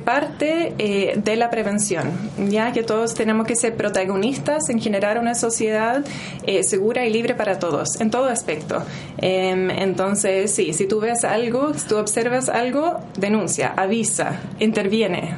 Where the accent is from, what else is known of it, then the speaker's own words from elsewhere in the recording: New Zealand; Spanish is a second language; moved away as an adult; also born or lived in Norway; now in Chile; nací en Nueva Zelanda, estudié enfermería en Nueva Zelanda